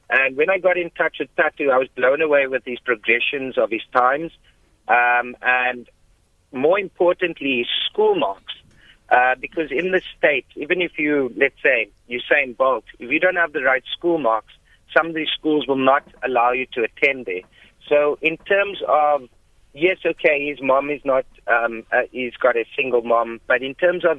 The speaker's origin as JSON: {"language": "English", "country": "South Africa", "said": "as a South African"}